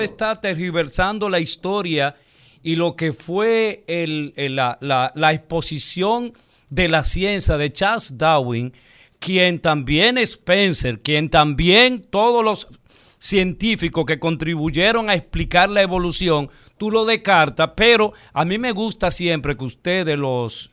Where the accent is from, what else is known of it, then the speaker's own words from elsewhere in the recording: Dominican Republic; nosotros como pueblo dominicano